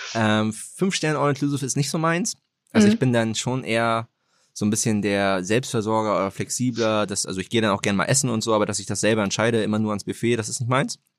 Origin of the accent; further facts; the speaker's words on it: Germany; also born or lived in Greifswald; now in Hamburg, Germany; also ich bin in Hamburg geboren, äh, dann mhm. hier vor den Toren Hamburgs aufgewachsen